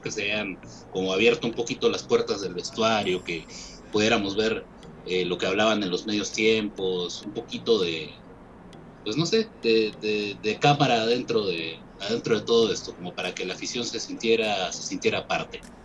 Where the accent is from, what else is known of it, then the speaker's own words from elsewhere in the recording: Peru; como peruano